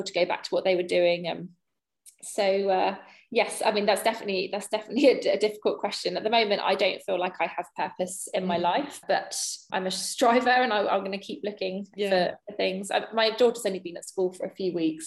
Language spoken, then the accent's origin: English; England, United Kingdom; as an English person